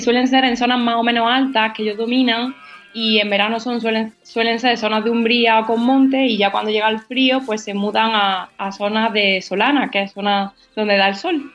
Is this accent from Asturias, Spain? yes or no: no; Sierra Norte de Sevilla, Andalusia, Spain; Es una palabra que usan en mi pueblo, en la Sierra Norte de Sevilla